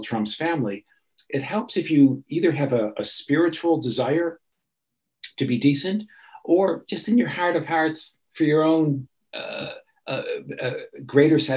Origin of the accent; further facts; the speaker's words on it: Chicago, Illinois, United States; I grew up in Chicago